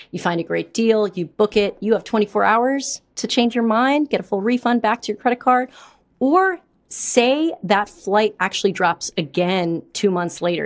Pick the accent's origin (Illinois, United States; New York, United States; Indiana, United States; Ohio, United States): New York, United States; New York City; I'm from New York